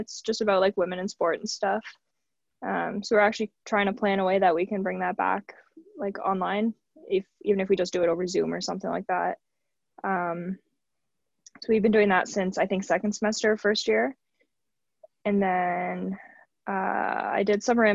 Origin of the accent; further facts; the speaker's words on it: Hamilton, Ontario, Canada; my hometown team